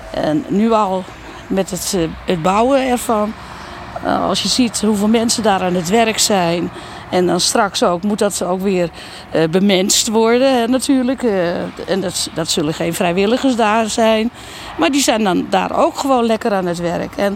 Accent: Ouderkerk aan de Amstel, North Holland, Netherlands; also born or lived in Almere; Ik, ik ben geboren en getogen in Oudekerk in Amstel. Dat ligt onder Amsterdam. Ik heb 25 jaar in, in Amsterdam gewoond.

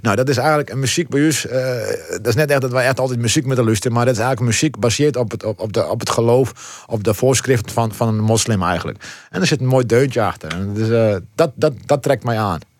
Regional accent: Heerenveen, Friesland, Netherlands; also born or lived in Morocco; we wennen hier in het Veen

